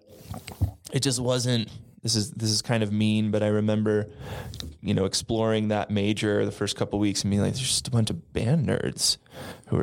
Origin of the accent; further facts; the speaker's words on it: Austin, Texas, United States; I'm from Austin, Texas